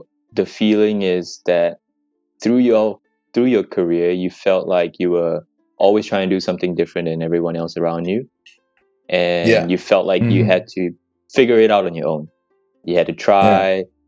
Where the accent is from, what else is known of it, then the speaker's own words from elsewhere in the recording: Kuala Lumpur, Malaysia; moved away as an adult; now in Sydney, Australia; born and raised in Kuala Lumpur, Malaysia. Been in Sydney